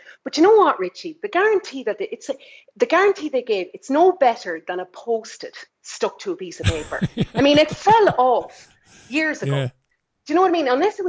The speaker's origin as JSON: {"language": "English", "region": "Leitrim", "country": "Ireland", "tie": "born or raised there", "also_born_or_lived": "New Zealand", "moved": "as an adult", "said": "I'm from Leitrim, right? Very small population. The town I'm from, I mean, the surrounding area, maybe 1,000 people, we all know each other."}